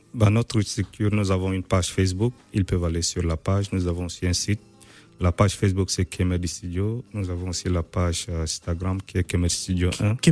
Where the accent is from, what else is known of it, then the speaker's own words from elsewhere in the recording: Chad; moved away as an adult; also born or lived in Nigeria / Poland; now in Kraków, Poland; moi je suis né en Afrique